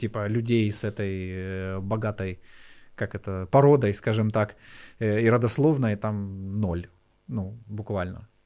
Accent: Kyiv, Ukraine; Я сам из Киева

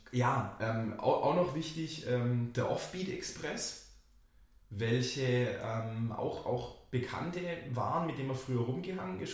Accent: Nellmersbach, Baden-Württemberg, Germany; ich komme aus Nelmersbach und sage, ja, ich komme so zwischen Winnenden und Backner

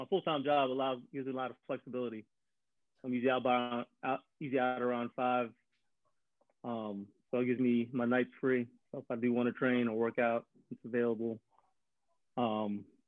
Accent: Silver Spring, Maryland, United States; also born or lived in Nebraska; I'm born and raised in Silver Spring

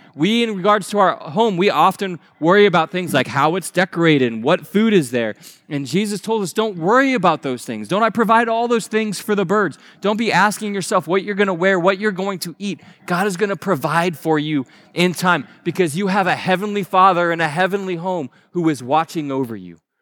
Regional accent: Naples, Florida, United States; moved away; the house that I grew up down in Naples

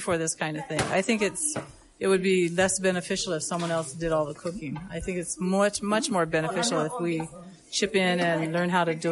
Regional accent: Leavenworth, Washington, United States; moved away as an adult; now in Molokai, United States; I grew up in Leavenworth, Washington

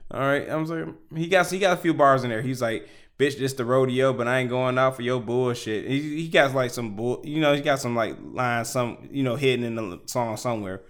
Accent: Houston, Texas, United States; also born or lived in Detroit, Michigan; I'm from Detroit. But if I, like, if I, at ten years old, moved to Houston, Texas, and I've been living there all the way until I'm twenty-nine, I'm from Houston

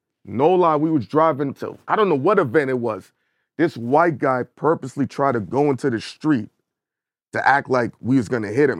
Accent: Brooklyn, New York, United States; I'm from Brooklyn.

